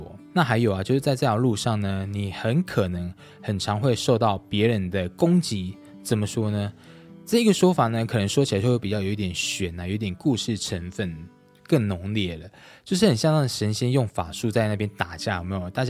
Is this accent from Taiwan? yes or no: yes; Changhua County, Taiwan; 天光阁以前呢是在我的彰化老家。那佛像呢，其实也都是摆在我老家那一边。